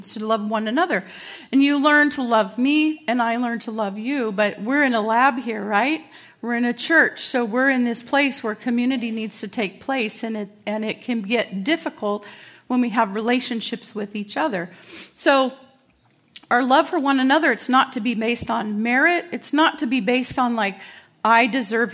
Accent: Carson, California, United States; moved away; I grew up in a really rough neighborhood, I grew up in Carson, California

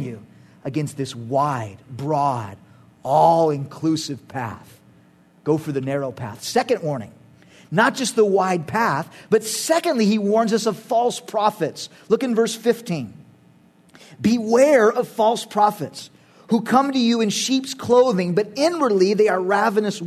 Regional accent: United States; in our culture as American Christians

